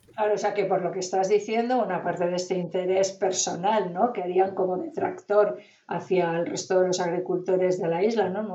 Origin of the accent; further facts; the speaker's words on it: northern Spain, Spain; yo soy norteña